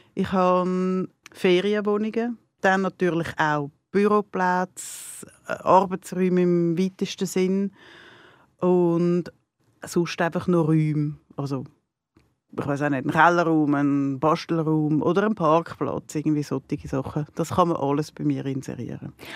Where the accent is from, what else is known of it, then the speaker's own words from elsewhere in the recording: near Zurich, Switzerland; ich bin nicht in der Stadt selber aufgewachsen, ich bin auf dem Berg, auf dem Grokhausen aufgewachsen